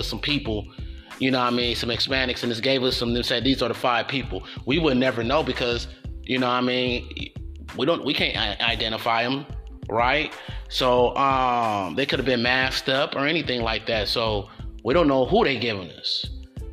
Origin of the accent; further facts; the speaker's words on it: United States; as an American